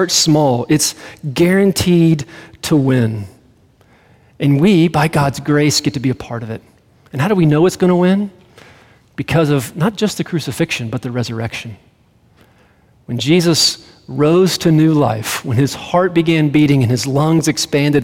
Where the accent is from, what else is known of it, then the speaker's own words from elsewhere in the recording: Greenville, United States; moved away as an adult; now in Colorado, United States; I grew up in Greenville